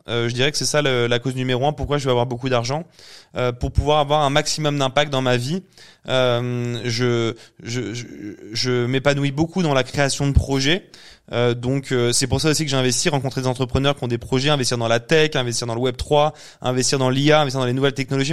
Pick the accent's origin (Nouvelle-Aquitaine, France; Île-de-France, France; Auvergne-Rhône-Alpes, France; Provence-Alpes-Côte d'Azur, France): Île-de-France, France; Paris; suis parisien